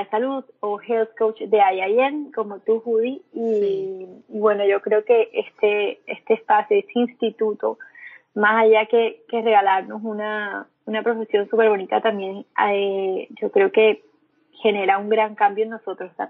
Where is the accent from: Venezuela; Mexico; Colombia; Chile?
Colombia; Caribbean Region; now in Medellín, Colombia; soy colombiana, soy costeña, estoy viviendo ahora en Medellín. Estoy en tierras paisas y enamorada de esa ciudad.